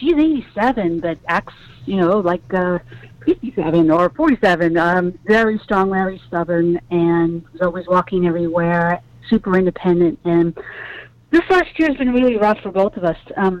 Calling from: New York, United States; But I'm calling from Brooklyn, New York

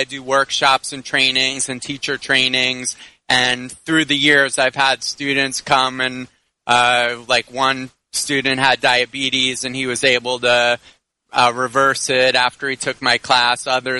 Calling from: Miami, Florida, United States; Right now I'm in Miami.

